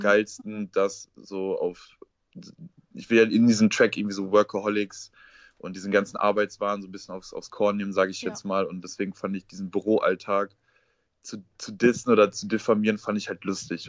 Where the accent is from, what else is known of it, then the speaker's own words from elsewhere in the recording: Essen, North Rhine-Westphalia, Germany; Ich komme aus dem Ruhrgebiet, aus Essen.